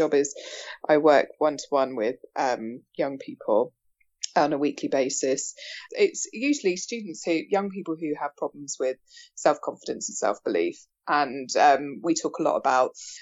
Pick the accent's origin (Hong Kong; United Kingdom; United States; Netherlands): United Kingdom; Bournemouth, South West England; also born or lived in York; I'm from Bournemouth.